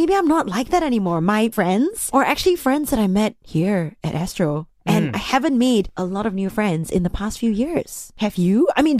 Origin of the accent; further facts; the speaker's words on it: Malaysia; I'm this person from Malaysia